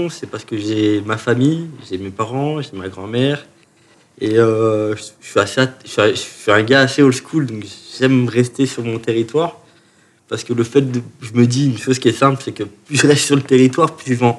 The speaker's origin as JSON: {"language": "French", "town": "Chalon-sur-Saône", "region": "Bourgogne-Franche-Comté", "country": "France", "tie": "born or raised there", "said": "Je suis né à Chalon-sur-Saône."}